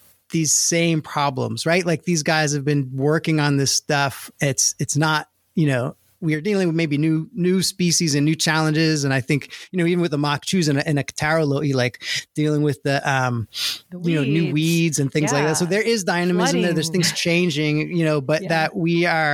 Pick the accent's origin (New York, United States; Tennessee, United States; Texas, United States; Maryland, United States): New York, United States; Long Island; moved away as an adult; now in Hawaii, United States; I grew up in New York on Long Island, another island far away